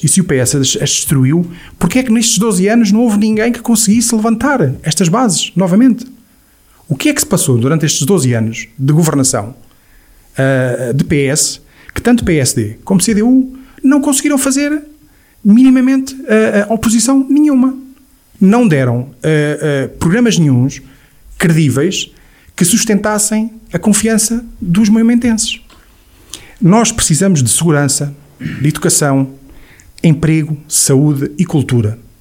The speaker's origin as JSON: {"language": "Portuguese", "country": "Portugal", "said": "nós portugueses"}